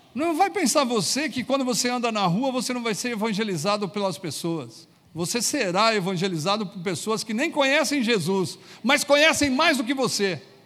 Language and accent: Portuguese; Brazil; como brasileiros